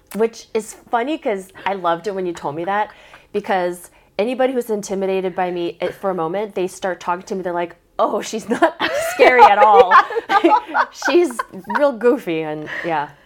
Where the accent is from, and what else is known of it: Southern California, Oregon, United States; born or raised there; also born or lived in Korea